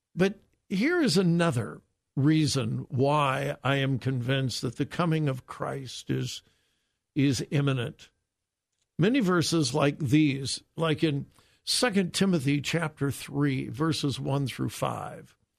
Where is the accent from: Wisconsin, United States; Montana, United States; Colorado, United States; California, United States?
California, United States; Southern; I grew up in Southern California in a solid Bible-believing church.